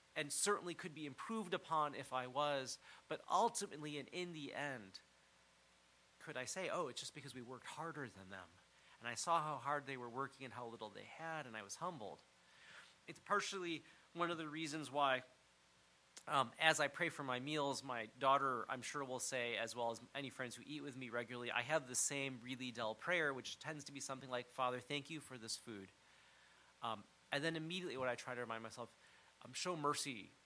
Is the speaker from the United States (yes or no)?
yes; United States; growing up in the United States